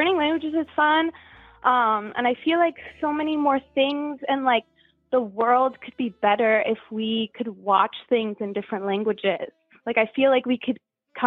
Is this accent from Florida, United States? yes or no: yes; South Florida, United States; We live in South Florida now. I'm from South Florida, so it's nice to be close